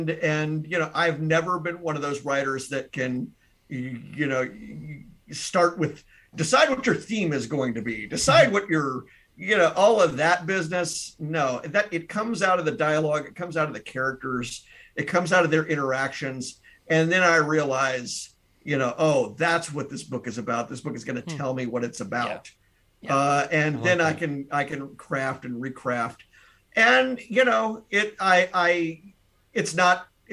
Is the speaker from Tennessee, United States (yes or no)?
yes; Tennessee, United States; now in Wisconsin, United States; I'm not originally from Wisconsin, I'm from Tennessee.